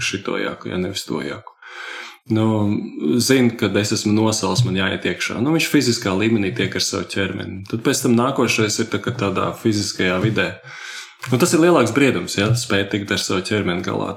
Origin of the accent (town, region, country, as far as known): Latvia